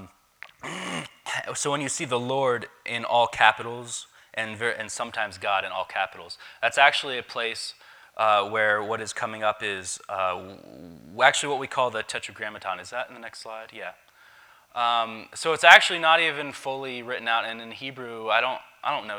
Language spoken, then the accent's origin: English; Davis, West Virginia, United States; I grew up in Davis